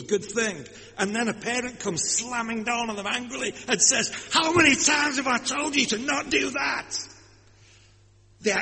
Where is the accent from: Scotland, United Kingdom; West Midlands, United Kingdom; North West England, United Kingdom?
North West England, United Kingdom; Lancashire; accent: Lancashire; My accent, you see. Being from Lancashire